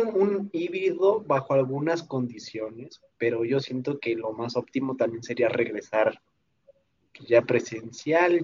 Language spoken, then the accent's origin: Spanish; Pátzcuaro, Michoacán, Mexico; en mi pueblito que es Pátzcuaro